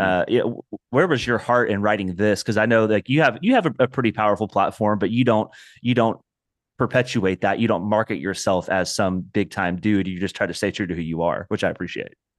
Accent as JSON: {"language": "English", "region": "Indiana", "country": "United States", "said": "I'm also from Indiana"}